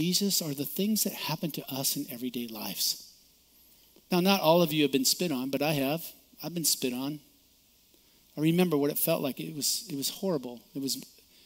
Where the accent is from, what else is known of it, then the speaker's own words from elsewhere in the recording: United States; I'm an American